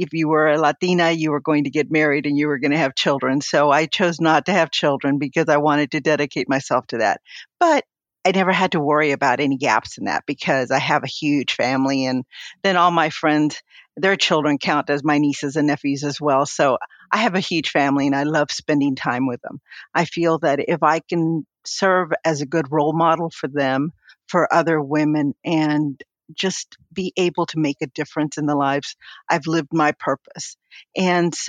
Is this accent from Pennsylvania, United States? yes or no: no; Rio Grande Valley, South Texas, United States; I was born in South Texas in the Rio Grande Valley